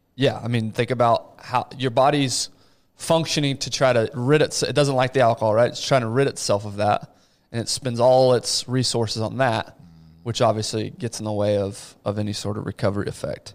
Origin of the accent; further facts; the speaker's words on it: Abilene, Texas, United States; I grew up in Abilene.